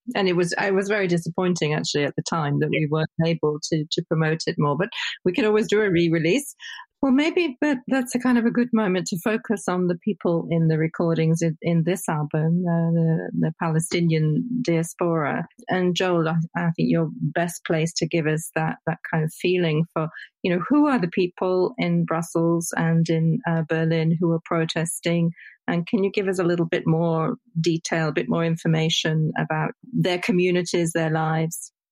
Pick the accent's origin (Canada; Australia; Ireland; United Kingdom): United Kingdom; a Brit